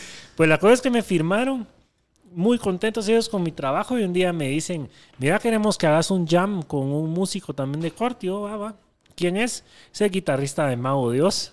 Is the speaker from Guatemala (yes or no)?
yes; Guatemala; soy de Guatemala